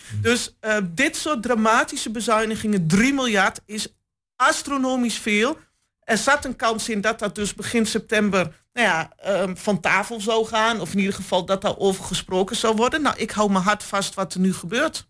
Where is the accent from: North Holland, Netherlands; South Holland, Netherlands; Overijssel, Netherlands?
Overijssel, Netherlands; Hengelo; geboren en getogen in Hengelo.